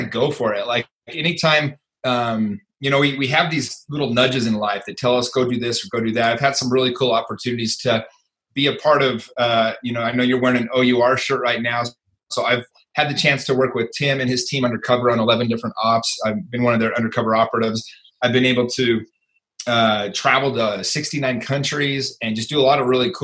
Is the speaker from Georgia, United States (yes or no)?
no; Salt Lake City, Utah, United States; I grew up in Salt Lake City, Utah.